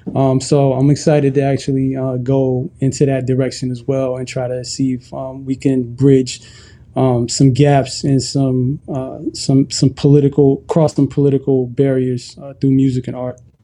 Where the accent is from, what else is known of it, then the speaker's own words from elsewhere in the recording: Ethiopia; moved away; I'm originally from Ethiopia